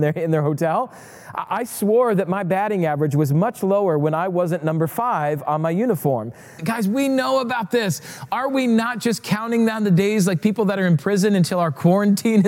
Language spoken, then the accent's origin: English; Rapid City, South Dakota, United States; moved away; I grew up in Rapid City, South Dakota